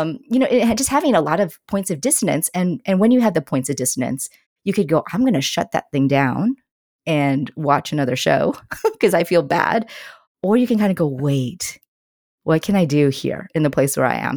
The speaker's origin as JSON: {"language": "English", "country": "United States", "said": "an Asian American woman, I always felt, like, a little bit outside of the story here in the U S"}